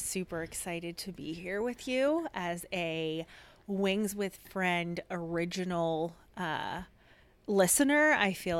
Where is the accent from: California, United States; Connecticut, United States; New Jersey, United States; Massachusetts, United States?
New Jersey, United States; moved away as an adult; now in Tempe, United States; I am 20 years here in the Valley, but born and raised in New Jersey.